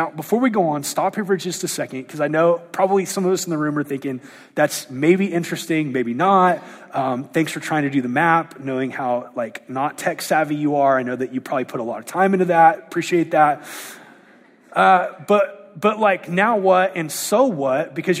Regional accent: United States

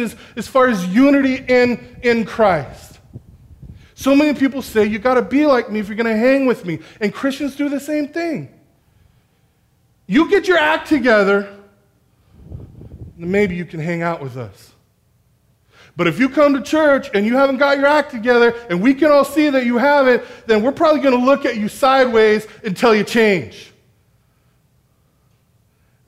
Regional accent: National City, California, United States; moved away as an adult; now in Escondido, United States; I'm from National City, closer to downtown, where everybody's from somewhere else

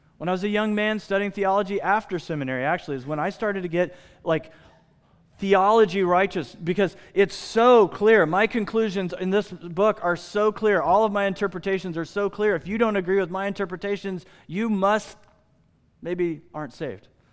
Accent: United States; I'm an American.

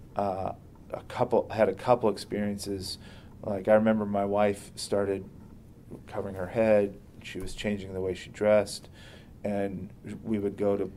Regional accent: United States; first language English; I was raised in America

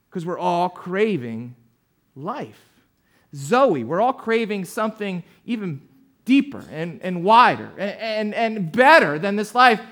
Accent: New Jersey, United States; I grew up down in, uh, South Jersey

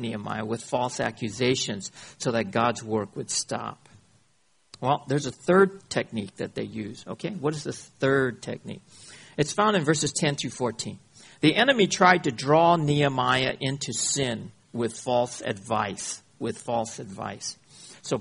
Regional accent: United States; I come from America, the scandal box of the world

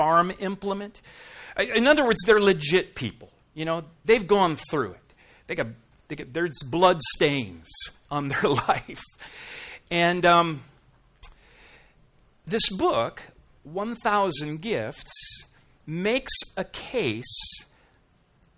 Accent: Minnesota, United States; now in South Dakota, United States; I'm from Minnesota, I live in South Dakota

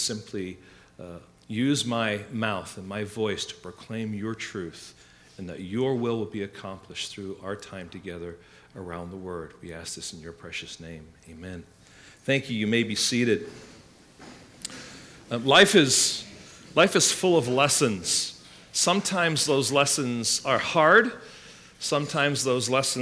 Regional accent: England, United Kingdom; now in United States; when I was growing up in England

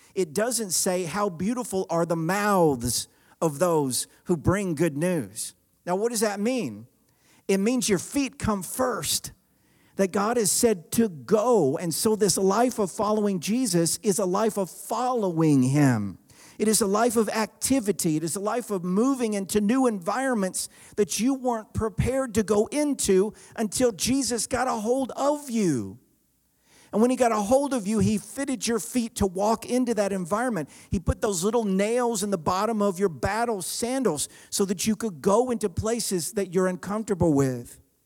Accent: the South, United States; I grew up in the South

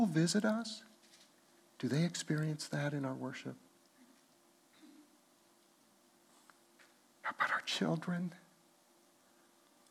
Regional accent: Los Alamos, New Mexico, United States; we grew up in Los Alamos, New Mexico, and we loved green chili.

